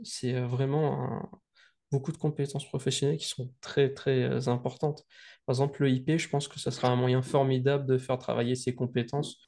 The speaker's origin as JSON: {"language": "French", "town": "Saint-Denis", "country": "Réunion", "tie": "born or raised there", "said": "je suis né à Saint-Denis le jour de la Saint-Denis."}